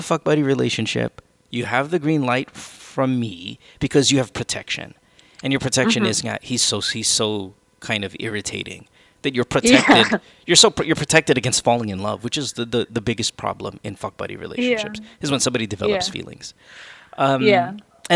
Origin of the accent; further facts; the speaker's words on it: Manila, Metro Manila, Philippines; now in United States; our English is you can tell where we come from in Manila, right? You and I, or in the Philippines, because our English is a different kind of English.